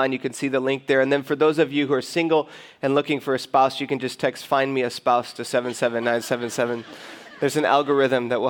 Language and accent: English; Detroit, Michigan, United States; now in California, United States; live, we are from Metro Detroit.